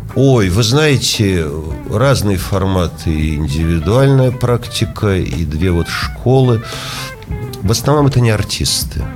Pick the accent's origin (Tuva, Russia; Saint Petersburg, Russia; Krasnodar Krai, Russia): Saint Petersburg, Russia; Поэтому петербуржец я, ленинградец, э, наверное, и то, и другое.